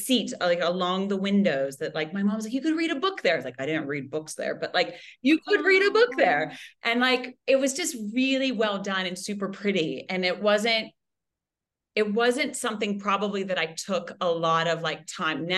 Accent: Moundsville, West Virginia, United States; I was born and raised in Moundsville, West Virginia

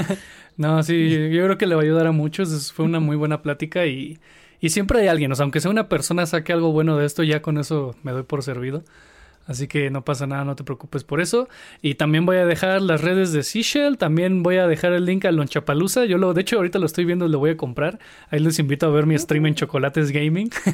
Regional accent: Mexico; somos los mexicanos

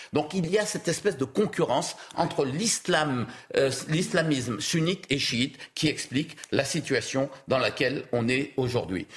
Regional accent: Guadeloupe; je suis d'origine libanaise, je suis guadeloupéen à 100%

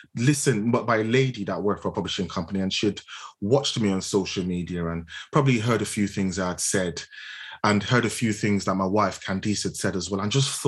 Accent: Nigeria; moved away; I spent half my life in Nigeria, which is where I was born. Growing up in Nigeria

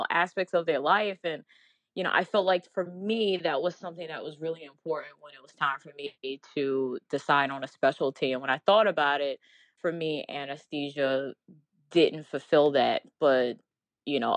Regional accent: New York City, New York, United States; also born or lived in Washington, D.C.; I'm originally from New York

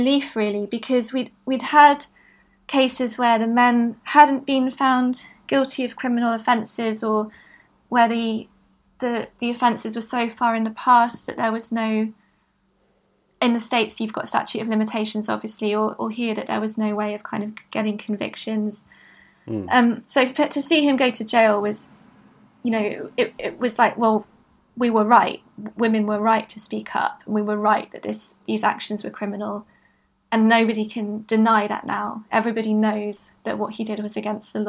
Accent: Bristol, South West England, United Kingdom; also born or lived in London; I grew up in Bristol and I came back after university.

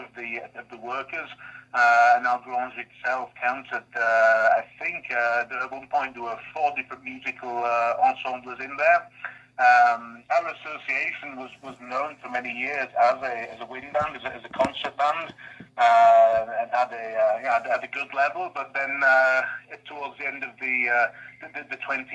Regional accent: Batley, Yorkshire and the Humber, United Kingdom; moved away as an adult; now in France; So I'm from West Yorkshire, from the town of Batley originally. But as you say, I've been living in France for quite a long time, 22 years now. But my accent is still there, still strong, still going

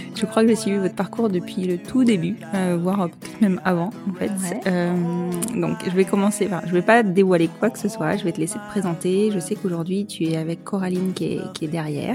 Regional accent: Bordeaux, Nouvelle-Aquitaine, France; Je suis de Bordeaux

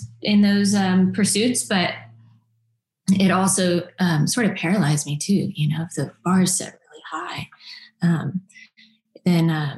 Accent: Nashville, Tennessee, United States; growing up in Nashville, around in a music community

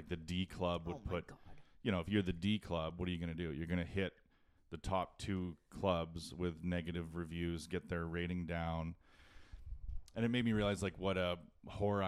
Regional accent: Edmonton, Alberta, Canada; being from Edmonton

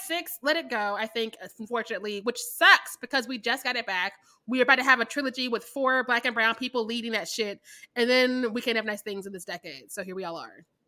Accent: Midwest, United States; I'm from the Midwest

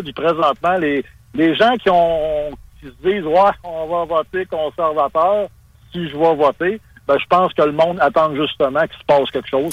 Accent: Quebec, Canada; je suis un Québécois

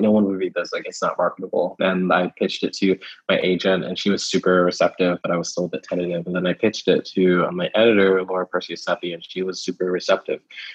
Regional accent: Houston, Texas, United States; also born or lived in Kentucky; I was born in Kentucky, moved to Texas when I was like 3 or so. And when the first house we lived in was like just outside of Houston proper.

